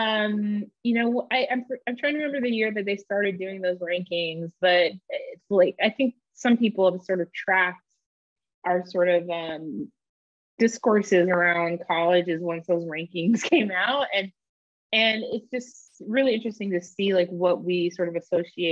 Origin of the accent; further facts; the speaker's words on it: Bay Area, California, United States; I grew up in the Bay Area